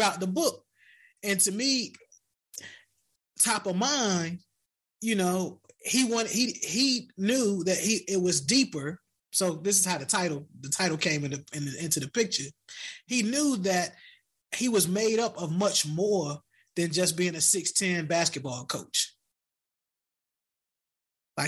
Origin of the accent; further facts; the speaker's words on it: Hampton Roads, Virginia, United States; now in Washington, DC area, United States; I'm from Hampton Roads